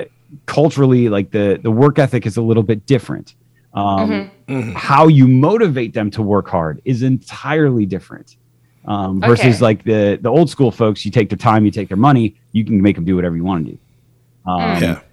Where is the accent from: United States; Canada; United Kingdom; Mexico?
United States; Midwest; moved away; I grew up in the Midwest